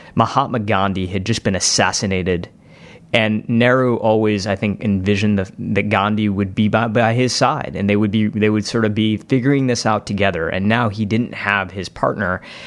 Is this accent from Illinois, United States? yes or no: no; Novi, Michigan, United States; my hometown in Novi, Michigan